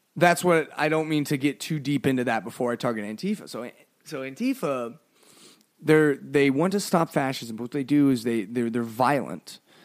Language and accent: English; United States; we're an American